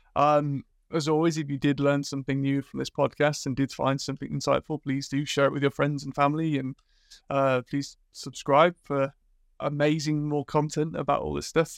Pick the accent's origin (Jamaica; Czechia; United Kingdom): United Kingdom; Liverpool, North West England; moved away; also born or lived in Sweden; growing up in Liverpool